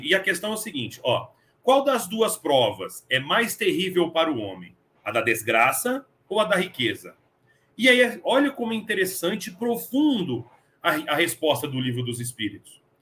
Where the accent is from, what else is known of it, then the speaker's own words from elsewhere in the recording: São Paulo, Brazil; moved away as an adult; now in Franca, Brazil; Eu sou de São Paulo, morei 23 anos em São Paulo e vim para Franca.